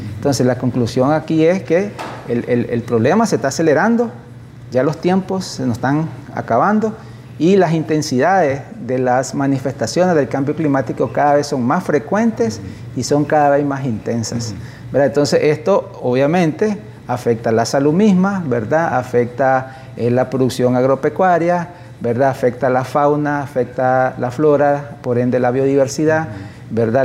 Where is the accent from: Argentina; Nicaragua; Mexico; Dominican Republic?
Nicaragua; somos los nicaragüenses